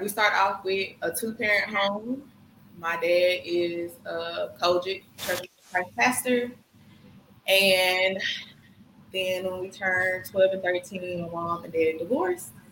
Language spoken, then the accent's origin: English; Senatobia, Mississippi, United States; also born or lived in Memphis, Tennessee; we started off in Memphis and we moved to Senatobia when my brother turned. I think no, I turned three.